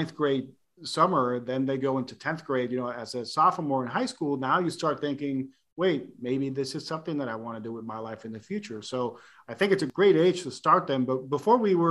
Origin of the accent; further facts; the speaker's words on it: Puerto Rico; moved away; growing up in Puerto Rico